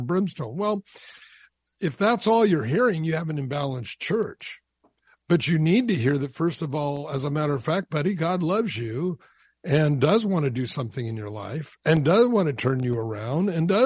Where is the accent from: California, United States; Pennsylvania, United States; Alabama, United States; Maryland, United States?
California, United States; Southern; I grew up down in Southern California